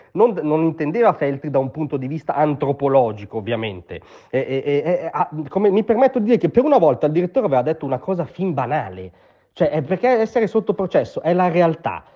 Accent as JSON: {"language": "Italian", "town": "Como", "region": "Lombardy", "country": "Italy", "said": "io vengo da Como"}